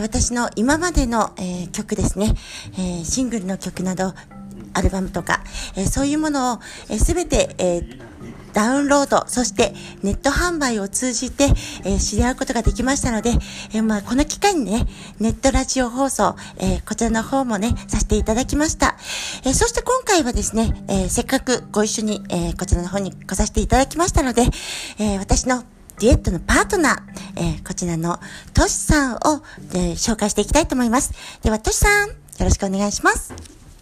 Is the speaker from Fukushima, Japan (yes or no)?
yes; Iwaki, Fukushima, Japan; 私は福島県いわき市出身の